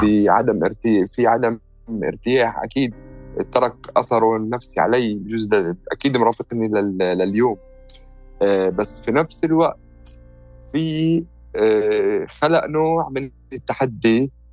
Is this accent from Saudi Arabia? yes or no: no; Jerusalem, Palestine; أنا مواليد القدس وعشت طول حياتي في القدس